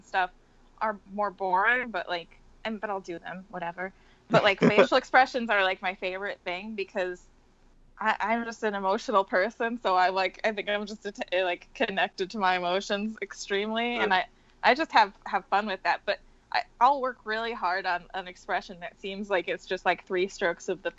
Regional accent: New York, United States; As a New Yorker

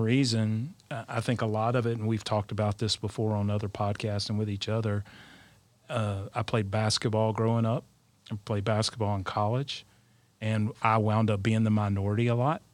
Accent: South Alabama, United States; I'm from South Alabama, the heart of Dixie.

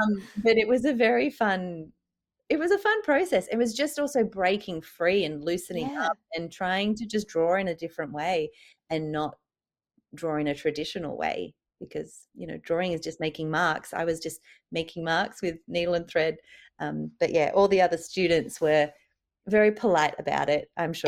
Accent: Sydney, New South Wales, Australia; I am originally from Sydney, did my fine art degree down there

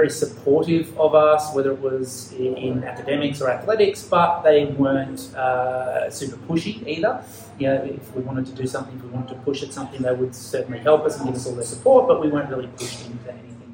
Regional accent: Ballarat, Victoria, Australia; accent: Australian; moved away as an adult; now in Japan; I grew up in Australia, near Melbourne, basically 100 kilometres outside Melbourne, in a country town or city, depending on how you want to define it, called Ballarat.

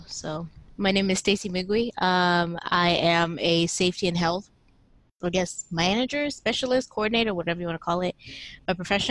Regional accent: Olathe, Kansas, United States; moved away; also born or lived in Wichita, Kansas; I lived in Kansas, like Olathe, Kansas, most of my life in the U.S., and then we kind of moved around to Wichita, Kansas City.

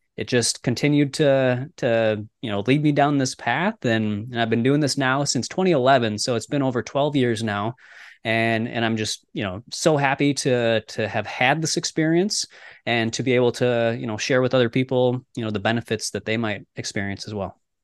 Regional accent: Minnesota, United States; I grew up in Minnesota, so we're like right in the middle of the United States and up by Canada

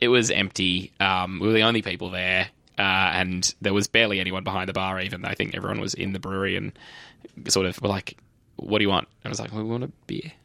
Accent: Australia; we're from Australia

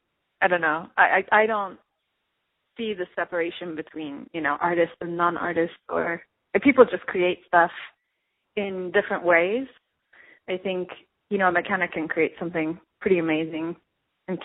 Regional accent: Turkey; moved away as an adult; now in Los Angeles, United States; I was born and raised in Turkey, and I came to Los Angeles for college, and then I stayed

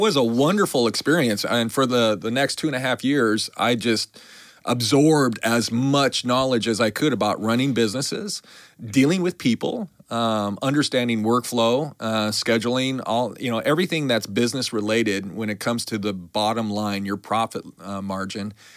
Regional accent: Billings, Montana, United States; moved away as an adult; also born or lived in New York / Fort Lauderdale / New Orleans; I grew up in Billings, Montana

